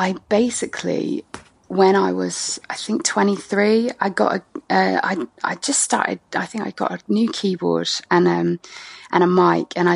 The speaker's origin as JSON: {"language": "English", "town": "Ipswich", "region": "East of England", "country": "United Kingdom", "tie": "born or raised there", "also_born_or_lived": "Cardiff, Wales / Wiltshire / France", "moved": "as an adult", "said": "I ended up in Suffolk, in Ipswich to be precise, when I was about eight, and I grew up there till 18"}